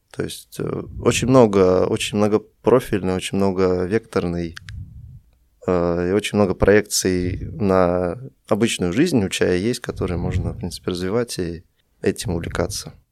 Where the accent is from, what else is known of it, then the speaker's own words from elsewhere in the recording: Russia; moved away as an adult; also born or lived in Vilnius, Lithuania; now in Minsk, Belarus; Сам я из России, я родился в Вильнюсе, много жил в России, потом переехал в Беларусь